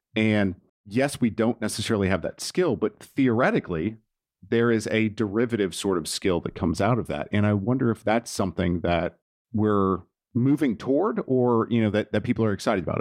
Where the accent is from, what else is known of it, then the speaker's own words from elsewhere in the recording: Nashville, Tennessee, United States; 'cause I'm from Nashville